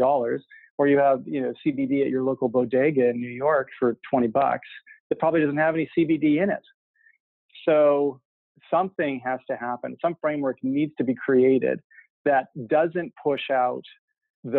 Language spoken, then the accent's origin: English; Canada; moved away; I grew up in Canada